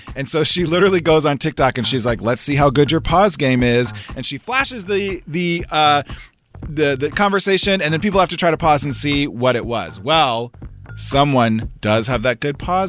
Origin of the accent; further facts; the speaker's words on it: United States; As an American